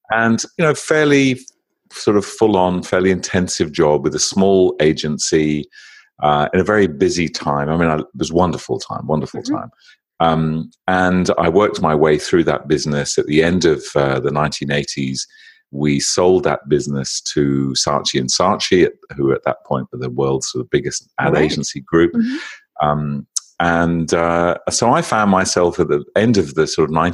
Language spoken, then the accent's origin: English; United Kingdom; accent: British; moved away as an adult; also born or lived in London; now in Sydney, Australia; my accent is actually British rather than Australian